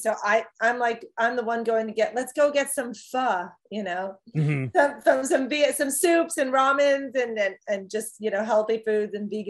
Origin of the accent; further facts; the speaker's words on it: Chicago, Illinois, United States; I come from Chicago, which also has good food.